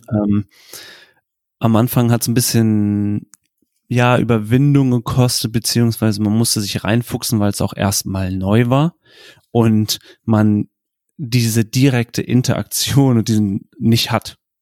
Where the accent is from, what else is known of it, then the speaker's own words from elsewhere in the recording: Germany; was man in Deutschland nicht vergessen darf, ist, vor allem im Vergleich zu, zu den USA, dass wir eine komplett andere Kultur haben. Wir sind in Vereinen groß geworden